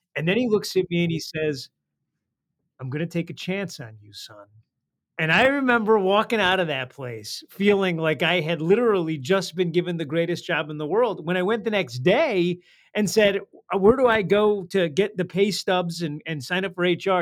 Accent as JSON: {"language": "English", "town": "Detroit", "region": "Michigan", "country": "United States", "tie": "born or raised there", "said": "I grew up in Detroit"}